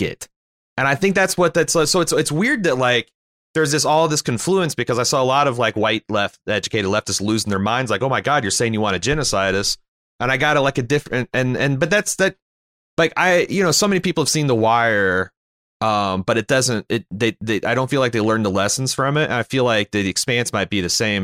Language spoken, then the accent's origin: English; Canada; as a Canadian